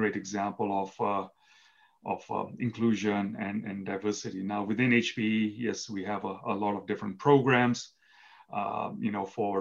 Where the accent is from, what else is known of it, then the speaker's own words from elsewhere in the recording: Kenya; moved away as an adult; now in United States; I was born in Kenya, East Africa. I moved to the United States when I was 18 years old